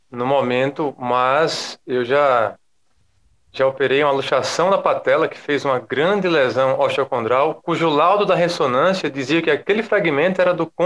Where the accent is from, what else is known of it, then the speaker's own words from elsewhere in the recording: Maceió, Alagoas, Brazil; Eu sou de e, Maceió, Léo, capital das Alagoas.